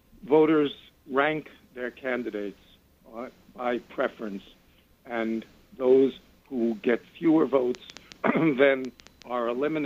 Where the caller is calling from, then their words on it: Washington Heights, New York, United States; I'm from Washington Heights.